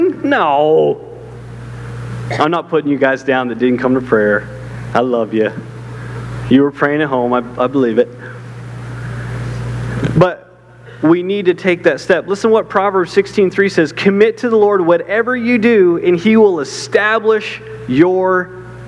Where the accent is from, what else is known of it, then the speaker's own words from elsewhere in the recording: Canada; moved away; I left my whole country. I'm from Canada. I left my whole country to do what God's called me